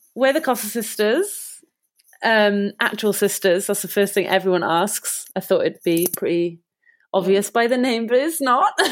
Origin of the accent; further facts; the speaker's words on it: Cardiff, Wales, United Kingdom; we're from Cardiff